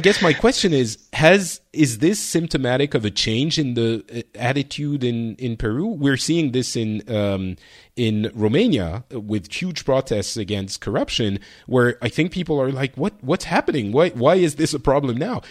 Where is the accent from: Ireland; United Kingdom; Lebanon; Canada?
Lebanon; moved away; I was born in Lebanon.